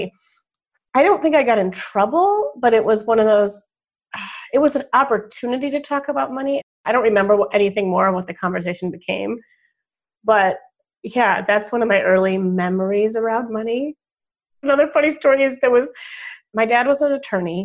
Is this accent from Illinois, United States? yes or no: yes; Wilmette, Illinois, United States; also born or lived in Evanston, Illinois; I was born in Evanston, Illinois, northwestern town, and moved to Wilmette, Illinois when I was 5